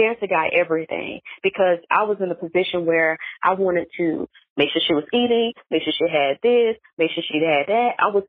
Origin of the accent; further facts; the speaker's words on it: North Carolina, United States; now in Atlanta, United States; before I moved to Atlanta, so I'm from North Carolina.